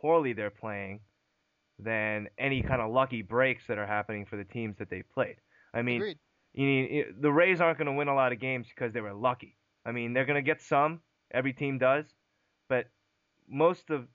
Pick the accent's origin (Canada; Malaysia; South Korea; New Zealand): South Korea; We're both from South Korea